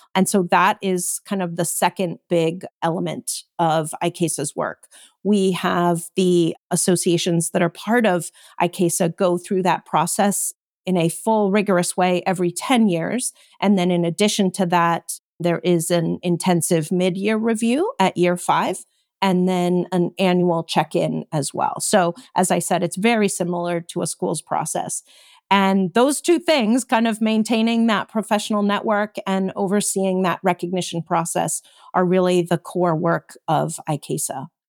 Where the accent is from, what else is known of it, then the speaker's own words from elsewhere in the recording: Connecticut, United States; I grew up in Connecticut